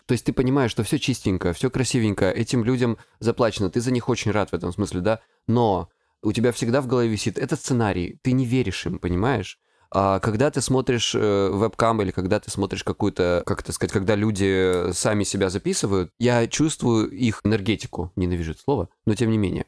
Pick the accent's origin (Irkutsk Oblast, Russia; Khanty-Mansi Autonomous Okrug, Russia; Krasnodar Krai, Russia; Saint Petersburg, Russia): Krasnodar Krai, Russia; я с Кубани